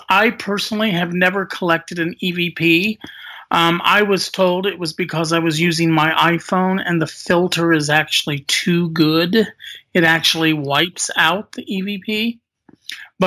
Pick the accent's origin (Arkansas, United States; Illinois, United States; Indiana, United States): Indiana, United States; I was forced to return home into my home state of Indiana